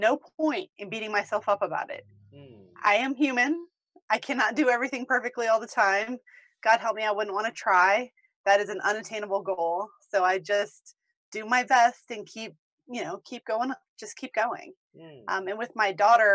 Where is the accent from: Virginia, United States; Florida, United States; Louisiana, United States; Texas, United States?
Virginia, United States; Williamsburg / Richmond; moved away as an adult; now in Denver, United States; I am from Williamsburg in Richmond, Virginia, but I live in Denver, Colorado now